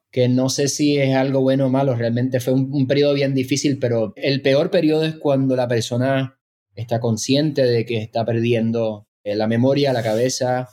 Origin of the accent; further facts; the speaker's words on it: San Juan, Puerto Rico; moved away as an adult; yo me crié en San Juan